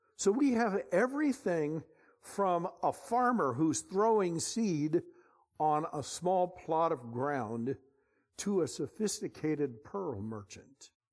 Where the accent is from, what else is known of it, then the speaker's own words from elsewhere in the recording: Bay Area, California, United States; We're from the Bay Area